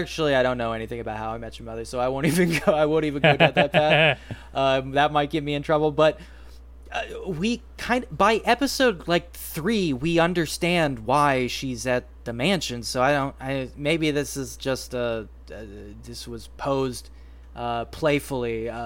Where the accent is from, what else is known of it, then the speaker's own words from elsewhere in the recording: United States; Frankly, I'm an American.